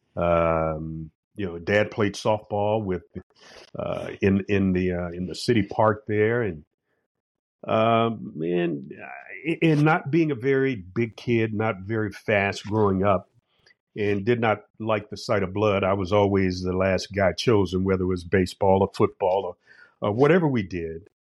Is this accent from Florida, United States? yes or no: yes; Jacksonville, Florida, United States; growing up on the west side of Jacksonville in a place called Town